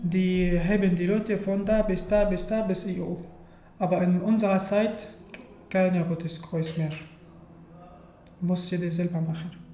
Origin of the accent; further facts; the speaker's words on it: Syria; German is a second language; moved away as an adult; also born or lived in Turkey; now in Germany; ich komme aus Syrien und äh, ich wohne in Deutschland seit ungefähr drei Jahren